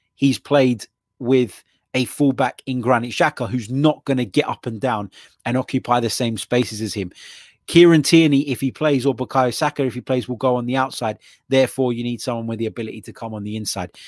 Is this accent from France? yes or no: no; London, United Kingdom; being a Londoner